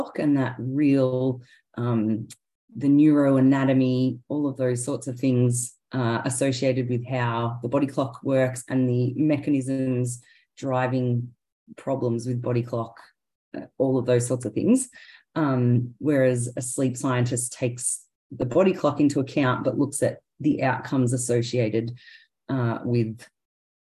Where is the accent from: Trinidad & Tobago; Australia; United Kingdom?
Australia; Victoria; also born or lived in Queensland; I was born in Queensland, but grew up in Victoria.